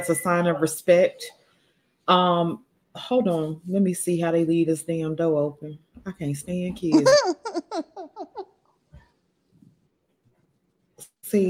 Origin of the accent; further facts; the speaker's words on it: Mississippi, United States; we're from the South. Like, I'm from the, I'm from Mississippi, like deep in Mississippi